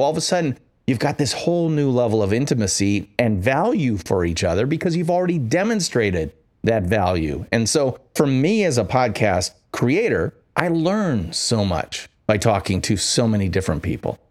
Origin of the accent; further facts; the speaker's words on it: Midwest, United States; I'm from the Midwest